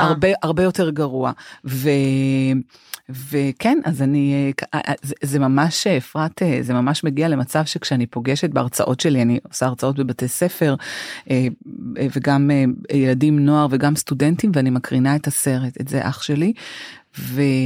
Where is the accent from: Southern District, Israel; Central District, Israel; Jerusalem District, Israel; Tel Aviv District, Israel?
Tel Aviv District, Israel; Holon; אנחנו גדלנו אה, בחצי חדר בשכונת אה, ג'סי כהן בחולון